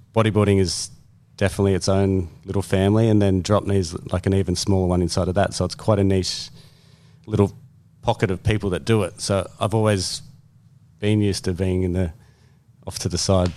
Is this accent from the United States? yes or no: no; Berkeley Vale, New South Wales, Australia; I grew up here on the Central Coast. My parents still live in the same house at Berkeleyvale.